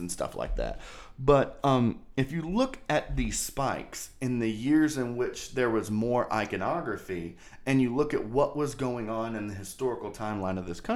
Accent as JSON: {"language": "English", "town": "Cynthiana", "region": "Kentucky", "country": "United States", "tie": "born or raised there", "said": "my hometown, man. My hometown has a bridge named after General John Hunt Morgan"}